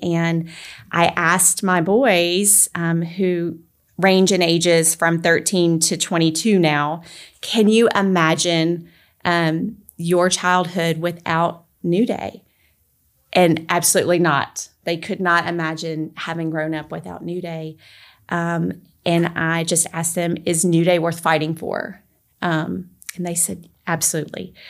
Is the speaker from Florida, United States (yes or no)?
no; Memphis, Tennessee, United States; moved away as an adult; also born or lived in Alaska; now in Collierville, United States; my husband and I were both born and raised in the Memphis area